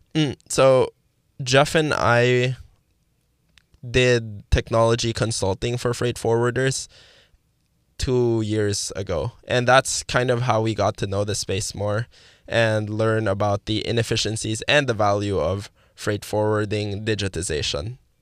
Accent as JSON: {"language": "English", "town": "Manila", "region": "Metro Manila", "country": "Philippines", "moved": "yes", "said": "I'm from the, the Philippines, specifically in Manila. Came from an all dudes high school"}